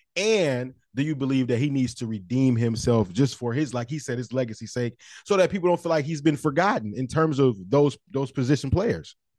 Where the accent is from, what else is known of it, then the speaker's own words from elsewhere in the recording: Saginaw, Michigan, United States; my hometown, Saginaw, Michigan, Saginaw Pride